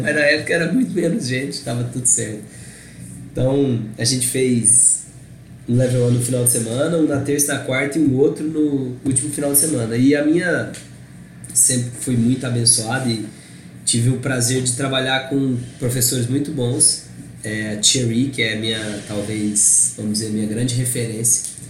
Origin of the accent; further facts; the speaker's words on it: Brazil; eu era brasileiro